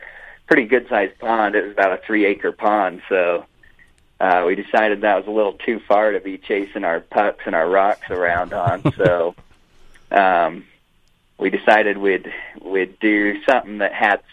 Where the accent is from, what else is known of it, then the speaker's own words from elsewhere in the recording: Cedar City, Utah, United States; I grew up as just a farm boy here in Cedar City